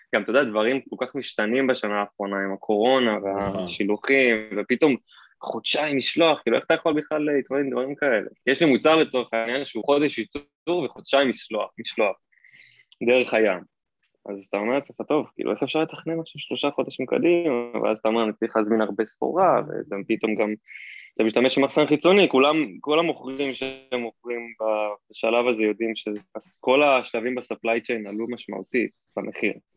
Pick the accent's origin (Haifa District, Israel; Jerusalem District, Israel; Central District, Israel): Central District, Israel; Hod HaSharon; also born or lived in California, United States; now in Tel Aviv, Israel; בארץ גדלתי בהוד השרון, שם אני בורן אנד רייז